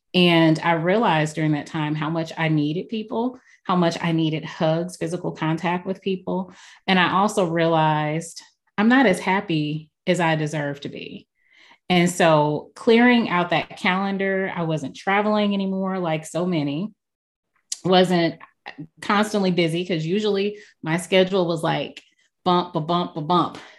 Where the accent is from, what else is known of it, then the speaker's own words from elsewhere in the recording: St. Louis, Missouri, United States; I am been born and raised in St. Louis, Missouri